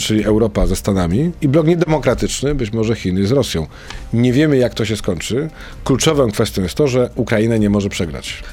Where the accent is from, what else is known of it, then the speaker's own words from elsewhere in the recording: Wrocław, Lower Silesian Voivodeship, Poland; moved away as an adult; also born or lived in Warsaw; ja jestem z Wrocławia i pojechałem do Warszawy